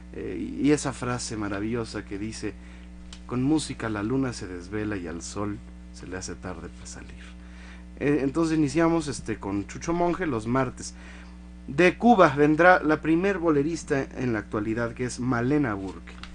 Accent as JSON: {"language": "Spanish", "country": "Mexico", "said": "yo siento como, como mexicano"}